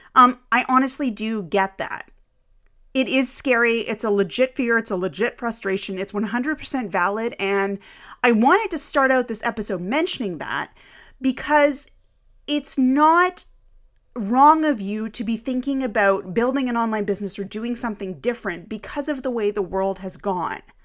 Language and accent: English; Canada; I am Canadian